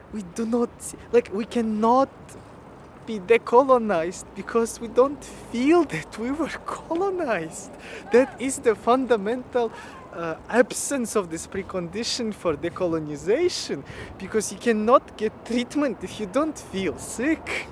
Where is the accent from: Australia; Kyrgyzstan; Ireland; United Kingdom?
Kyrgyzstan; first language Russian and Kyrgyz; English is a second language; I speak Russian. I, I, I, I, it's my first language, just like Kyrgyz is my first language